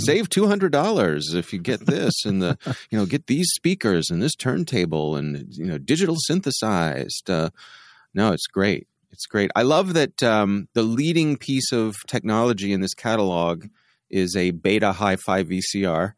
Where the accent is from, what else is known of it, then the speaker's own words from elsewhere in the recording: Baltimore, Maryland, United States; I was from the Baltimore area